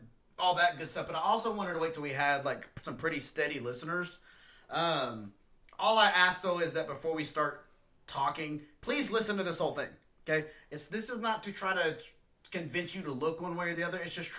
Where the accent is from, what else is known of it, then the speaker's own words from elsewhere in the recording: West Texas, United States; growing up in West Texas high school, junior high